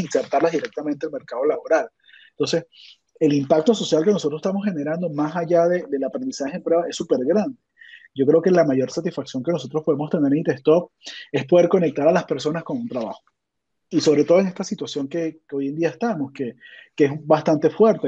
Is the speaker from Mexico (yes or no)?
no; Venezuela; yo soy de Venezuela